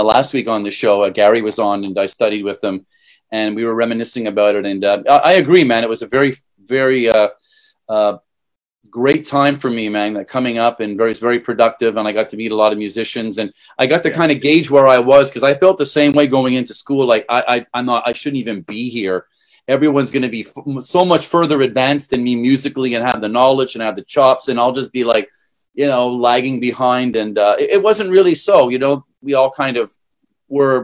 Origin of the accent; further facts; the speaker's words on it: Montreal, Quebec, Canada; now in Singapore; I'm from Montreal. I played mostly in Quebec